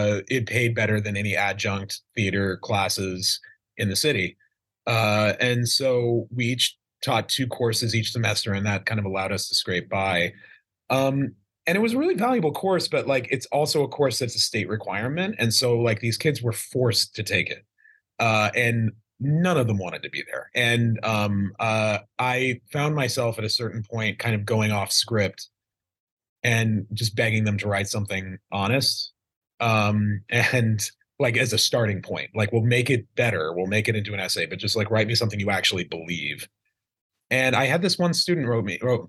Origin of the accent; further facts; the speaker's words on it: Idaho, United States; I grew up in Idaho in a small town.